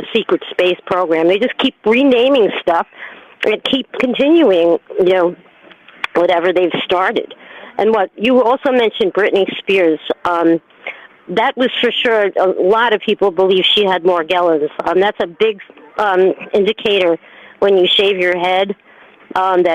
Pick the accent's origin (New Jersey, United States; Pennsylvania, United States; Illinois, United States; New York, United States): New York, United States; I'm a New Yorker